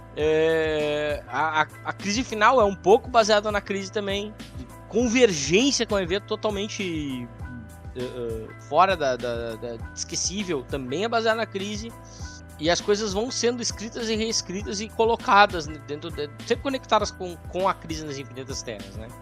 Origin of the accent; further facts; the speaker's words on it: Canoas, Rio Grande do Sul, Brazil; nós três aqui somos de Porto Alegre, região metropolitana. Então nós vamos gravar na, na minha cidade, na minha Canoas